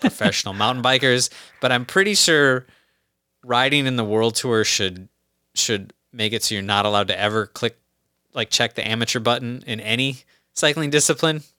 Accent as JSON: {"language": "English", "country": "United States", "said": "as an American"}